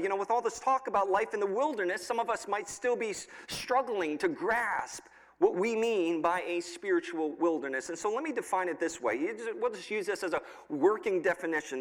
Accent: New York, United States; now in State College, United States; I grew up in New York, so I'm used to some cold weather

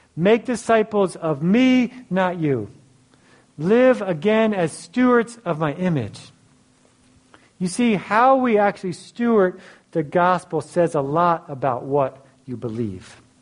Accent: Philadelphia, Pennsylvania, United States; I grew up in Philly.

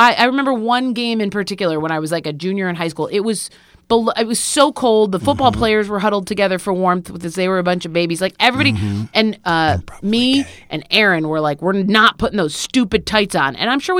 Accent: New York, United States; I grew up in Central New York, it's cold there

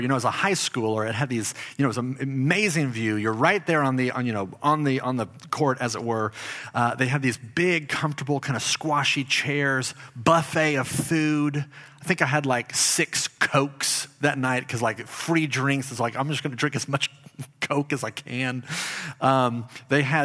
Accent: Dallas, Texas, United States; I lived in Dallas. I grew up in Dallas, Texas.

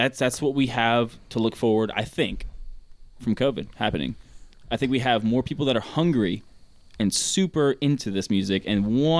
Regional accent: Florida, United States; And I'm a southerner. Smart. I'm fucking from Florida.

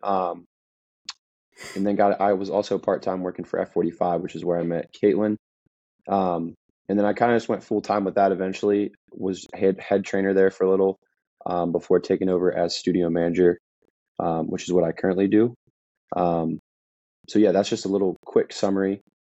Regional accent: Maryland, United States; moved away as an adult; also born or lived in South Carolina; I grew up in Maryland, super small town.

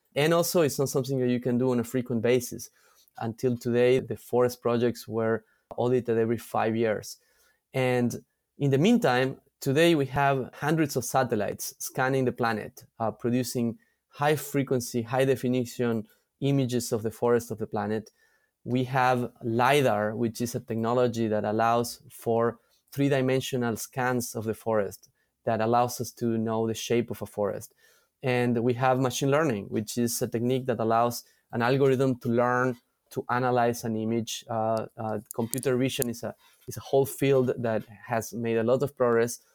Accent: San Miguel de Tucumán, Tucumán, Argentina; moved away as an adult; also born or lived in Europe / New York City; I am originally from Argentina, from a place called Tucumán in the north of Argentina

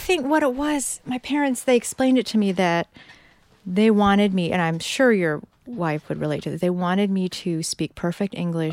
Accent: Peoria, Illinois, United States; moved away; also born or lived in Dunlap, Illinois / Bay Area; I'm from Peoria, Illinois, Dunlap, Illinois

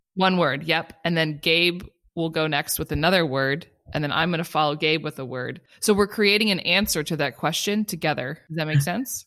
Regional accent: Culver City, California, United States; growing up in California, there was no other family in California

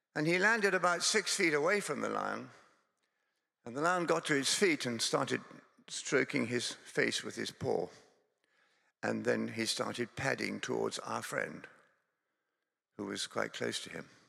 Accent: Scotland, United Kingdom; also born or lived in Durham; now in England; Scotland is my home. I come from Scotland.

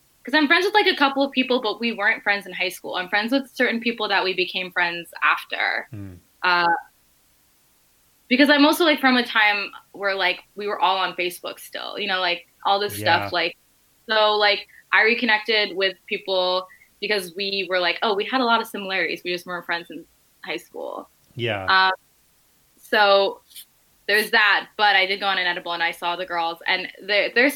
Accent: New Jersey, United States; I grew up in Jersey

